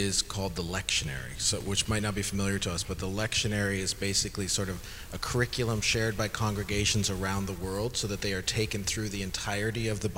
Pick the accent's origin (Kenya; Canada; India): Canada; now in United States; I'm Canadian, if that helps. However, my citizenship application is in process